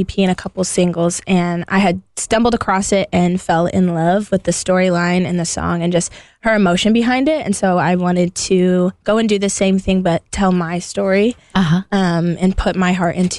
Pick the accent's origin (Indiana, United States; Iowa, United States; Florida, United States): Indiana, United States; South Bend; I'm from South Bend, actually. I was born and raised here.